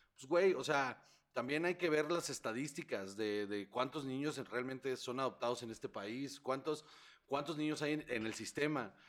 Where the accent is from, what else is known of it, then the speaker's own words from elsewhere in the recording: Sonora, Mexico; yo soy de Sonora